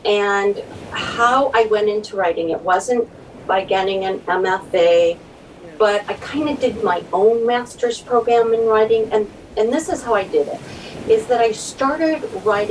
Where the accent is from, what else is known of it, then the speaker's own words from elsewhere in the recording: Southern California, United States; I grew up in Southern California, and now I'm on the Central Coast of California.